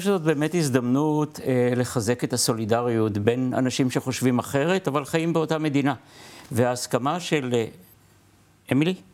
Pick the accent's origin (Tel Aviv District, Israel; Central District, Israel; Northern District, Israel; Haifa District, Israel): Central District, Israel; Lod; אני גדלתי בלוד, אבא שלי סנדלר